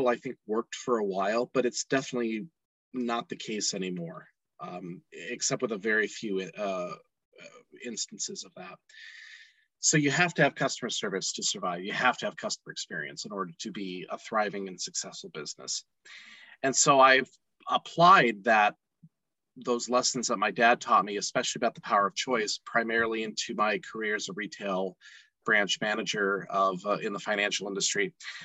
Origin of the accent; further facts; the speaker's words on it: Nashville, Tennessee, United States; now in Salt Lake City, United States; I currently live in Salt Lake City, Utah, but I'm originally from Nashville, Tennessee